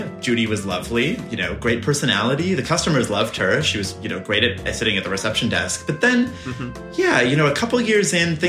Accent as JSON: {"language": "English", "region": "Nebraska", "country": "United States", "tie": "born or raised there", "said": "I'm so proud to represent Nebraska. You know, I was raised in Nebraska. I don't know for sure if I was born there."}